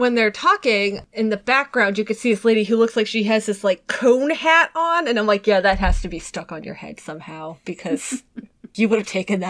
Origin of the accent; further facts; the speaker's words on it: New England, United States; I'm from New England.